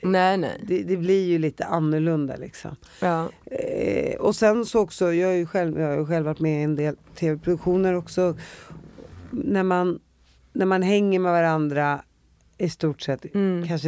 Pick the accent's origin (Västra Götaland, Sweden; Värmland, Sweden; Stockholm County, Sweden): Stockholm County, Sweden; Spånga; Alltså jag kommer från Spånga och nu är jag en av världens största fotomodeller.